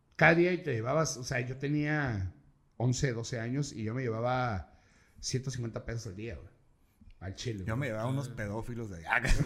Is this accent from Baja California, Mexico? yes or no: yes; Tijuana, Baja California, Mexico; also born or lived in Saltillo, Coahuila; yo soy de aquí de Tijuana, reitero, pero yo me fui a vivir a Coahuila, a Saltillo Coahuila, unos años.